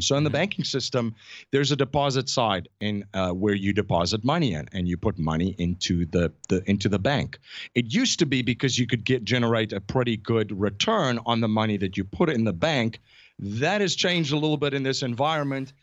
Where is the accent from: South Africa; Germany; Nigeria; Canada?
South Africa; moved away as an adult; now in United States; I'm originally from South Africa, born and raised. Um, I grew up in South Africa